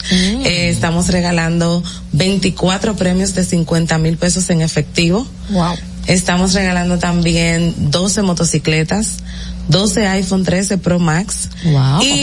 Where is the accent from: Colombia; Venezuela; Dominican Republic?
Dominican Republic; somos dominicanos y somos lo mejor que hay.